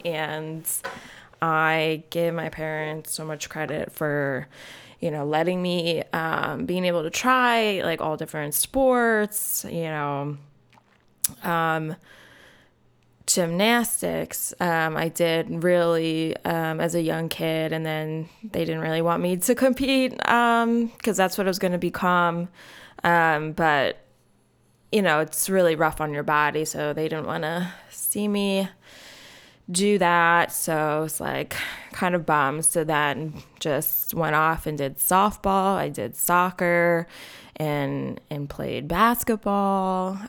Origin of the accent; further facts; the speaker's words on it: North Wales, Pennsylvania, United States; I grew up in North Wales